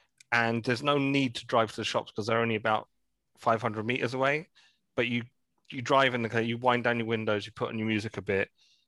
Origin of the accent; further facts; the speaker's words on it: St Albans, East of England, United Kingdom; I'm from St. Albans